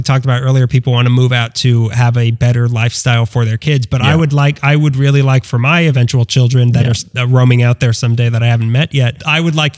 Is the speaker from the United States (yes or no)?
yes; Los Angeles, California, United States; I grew up in Granada Hills going to Hebrew school.